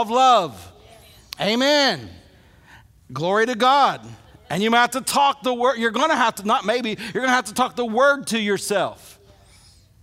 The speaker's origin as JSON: {"language": "English", "region": "Illinois", "country": "United States", "tie": "born or raised there", "moved": "yes", "lives_now": "Alabama, United States", "said": "grow up in Illinois"}